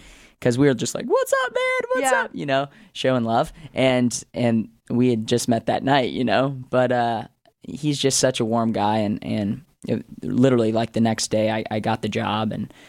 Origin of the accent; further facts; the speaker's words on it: Phoenix, Arizona, United States; moved away as an adult; now in Los Angeles, United States; I'm not from here, actually. I'm from Phoenix, Arizona, and I've only been here for a couple months